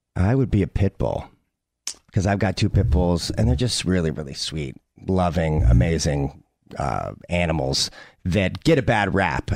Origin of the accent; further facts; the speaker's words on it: St. Louis, Missouri, United States; I grew up in St. Louis, Missouri